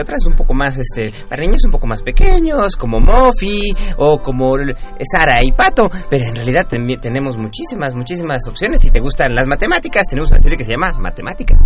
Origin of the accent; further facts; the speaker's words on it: Mexico City, Mexico; Yo soy originario de Xochimilco